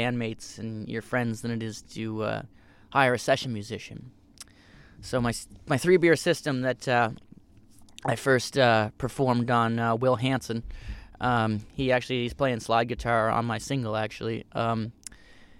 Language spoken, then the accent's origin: English; Cape Breton, Nova Scotia, Canada; I come from Cape Breton, a similar area that Steph is from